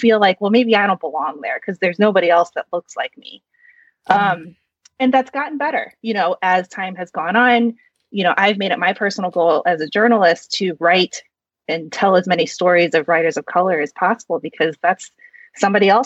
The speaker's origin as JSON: {"language": "English", "region": "Midwest", "country": "United States", "tie": "born or raised there", "also_born_or_lived": "South Korea", "said": "I was adopted from South Korea, and I was raised in a white family in the Midwest in a predominantly white suburb"}